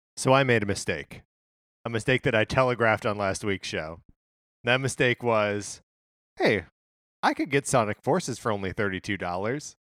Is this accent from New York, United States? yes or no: no; Wisconsin, United States; also born or lived in Illinois; now in Los Angeles, United States; growing up in Wisconsin